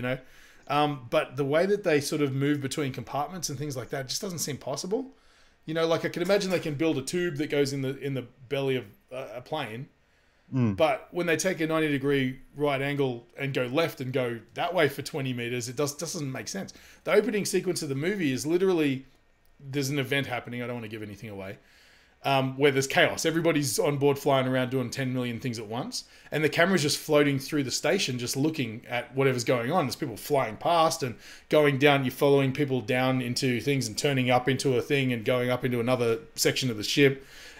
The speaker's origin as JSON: {"language": "English", "town": "New York City", "region": "New York", "country": "United States", "said": "You damn right I'm gonna need that cornbread because I'm from New York City."}